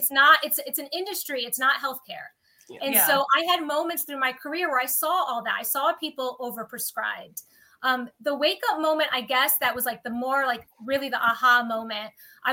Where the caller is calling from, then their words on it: New York, United States; Upstate New York.